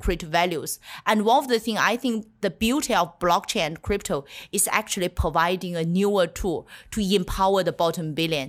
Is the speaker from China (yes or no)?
yes; China; moved away; The year I was born in China